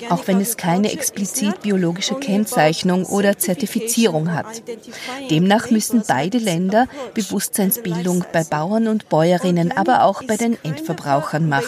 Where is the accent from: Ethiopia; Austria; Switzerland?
Ethiopia; Ich bin in Äthiopien geboren und aufgewachsen und habe einen großen Teil meiner Ausbildung auch dort absolviert